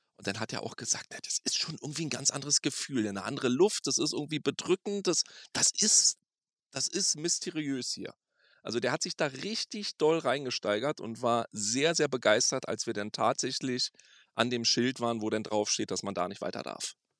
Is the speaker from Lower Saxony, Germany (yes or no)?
no; Berlin, Germany; moved away as an adult; now in Las Vegas, United States; Ja, ich komme ursprünglich aus Berlin und bin dann 2013 ausgewandert in die verrückteste Stadt der Welt